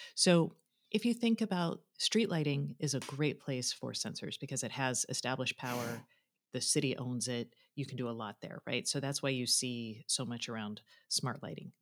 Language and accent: English; Austin, Texas, United States; my, my hometown of Austin